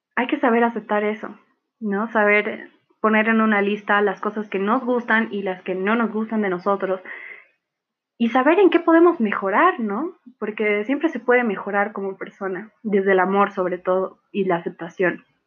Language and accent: Spanish; Bolivia; also born or lived in La Paz, Bolivia; soy boliviana, mitad alemana, tengo nacionalidad alemana también